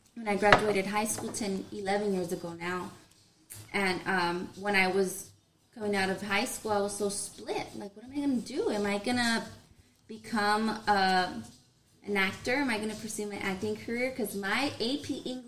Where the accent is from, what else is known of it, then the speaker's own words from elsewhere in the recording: Los Angeles, California, United States; Born and raised in Southeast